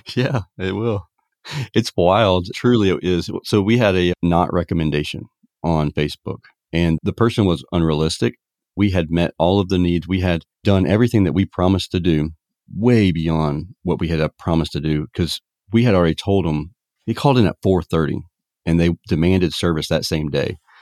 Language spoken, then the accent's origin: English; Savannah, Georgia, United States; in Savannah, Georgia, my hometown